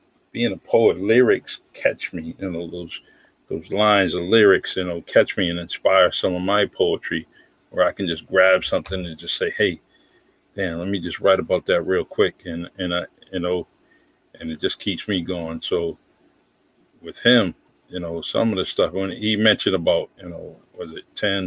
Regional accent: New Bedford, Massachusetts, United States; I grew up in the Bay Village Housing Projects in New Bedford, Massachusetts

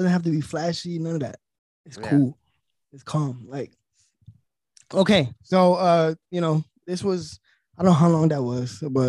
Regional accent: West Coast, California, United States; accent: Cali; I'm from the West Coast.

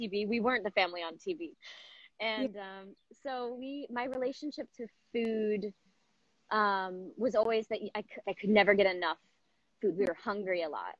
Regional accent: Southern California, United States; I grew up in Southern California

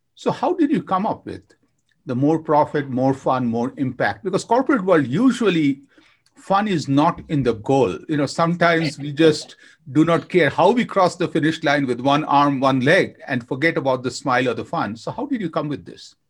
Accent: India; I grew up in India with my grandma

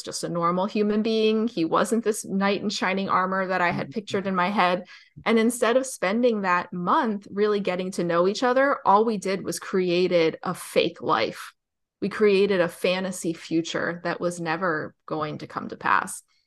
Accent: New Jersey, United States; I'm from New Jersey

